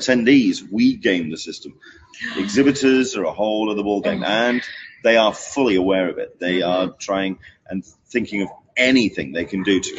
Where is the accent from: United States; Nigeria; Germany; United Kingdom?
United Kingdom; England; as an Englishman, as someone from mm-hmm. outside of uh, the uh, US coming